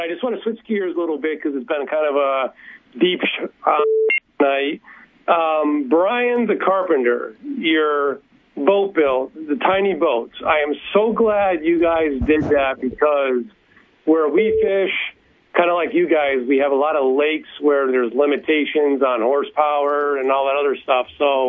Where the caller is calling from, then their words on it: Connecticut, United States; All right … for Loaded for Bass from Connecticut.